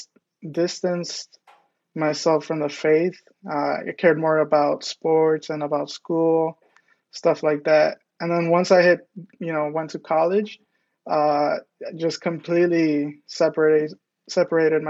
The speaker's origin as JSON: {"language": "English", "town": "Detroit", "region": "Michigan", "country": "United States", "tie": "born or raised there", "said": "I was born and raised in Southwest Detroit"}